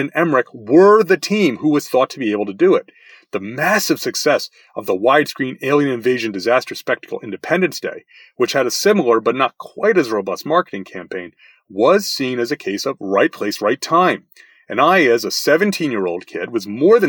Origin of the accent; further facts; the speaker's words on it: New York, United States; as a New Yorker by birth